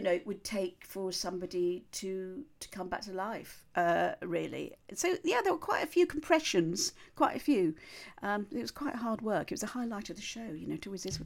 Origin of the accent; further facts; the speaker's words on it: Cheshire, North West England, United Kingdom; moved away; I'm a Cheshire gal. I come from Cheshire